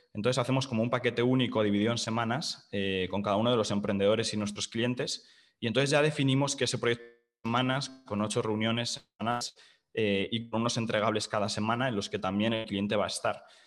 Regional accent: Madrid, Community of Madrid, Spain; soy de Madrid, de España

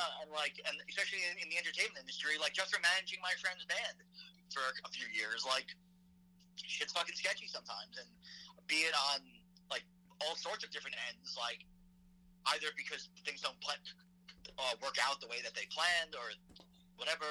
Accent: Nassau County, Long Island, New York, United States; I grew up in Nassau County

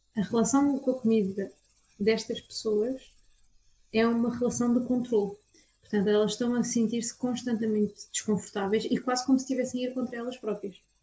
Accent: Aveiro, Aveiro District, Portugal; eu sou da Aveiro e dou consultas em Aveiro

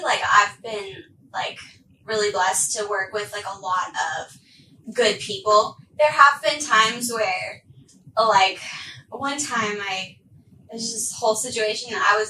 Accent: Arkansas, United States; So I'm originally from Arkansas. Like, my family and I, we moved around so much.

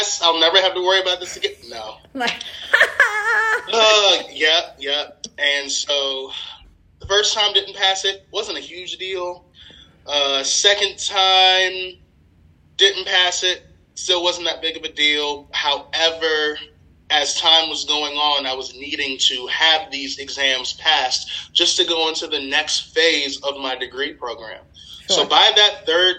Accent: Maryland, United States; also born or lived in West Virginia; I'm from Maryland, but I went to school out of state, Marshall University in West Virginia

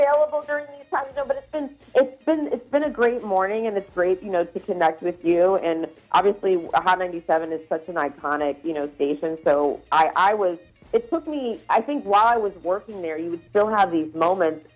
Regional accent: Virginia, United States; moved away; I'm originally from Virginia

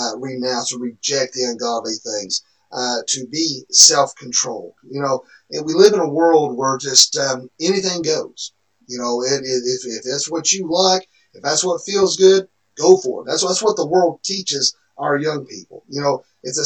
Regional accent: the Bible Belt, United States; when we grew up here in the Bible Belt

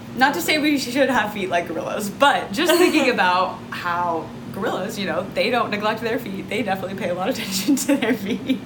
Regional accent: Texas, United States; Growing up in Texas, I was able to be barefoot most of the year

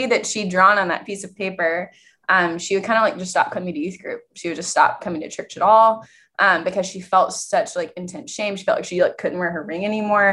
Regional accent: East Texas, United States; I am from East Texas. I grew up in the Methodist Church

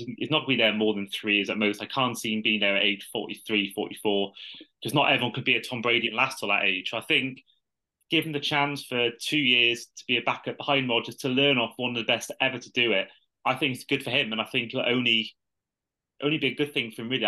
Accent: United Kingdom

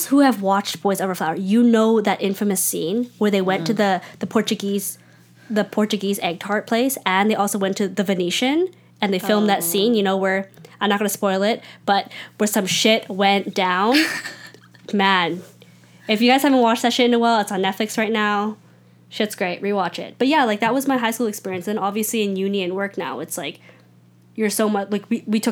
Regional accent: Richmond, British Columbia, Canada; I grew up in Richmond

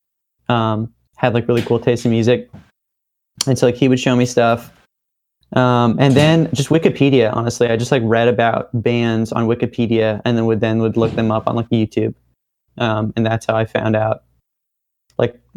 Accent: Bozeman, Montana, United States; also born or lived in San Francisco / Berkeley; I liked growing up in Bozeman

